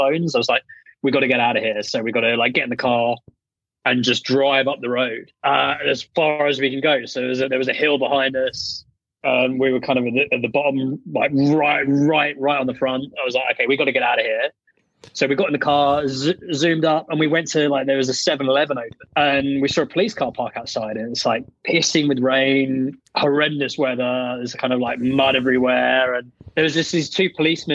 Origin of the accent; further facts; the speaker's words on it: England, United Kingdom; accent: well-spoken British English; now in Portugal; I grew up surfing in England